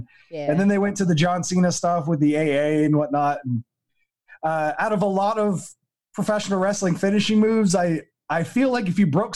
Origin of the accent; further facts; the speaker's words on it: Canada; being Canadian